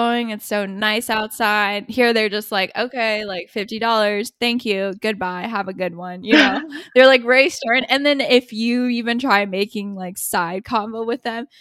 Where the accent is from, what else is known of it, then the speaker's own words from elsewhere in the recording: United States; we're American or Asian